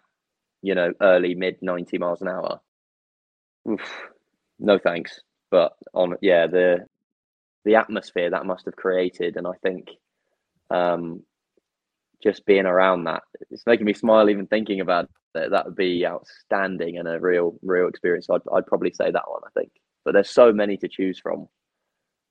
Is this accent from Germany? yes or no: no; England, United Kingdom; English, being English